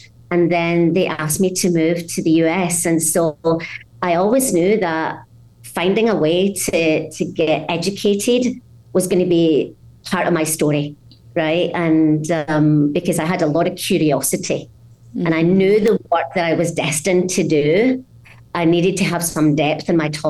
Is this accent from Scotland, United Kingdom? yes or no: yes; Scotland, United Kingdom; What really is my story is I grew up in Scotland in a small mining village where there was a very guttural use of language that outside of there is quite hard to understand.